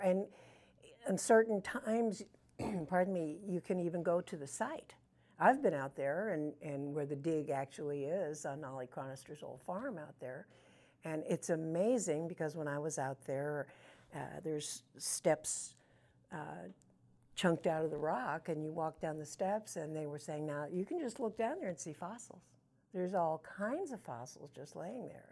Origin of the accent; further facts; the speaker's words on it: Canada; also born or lived in St. Louis, Missouri / Bollinger County, Missouri; now in Marble Hill, United States; I'm not American, I'm Canadian by birth, American by choice.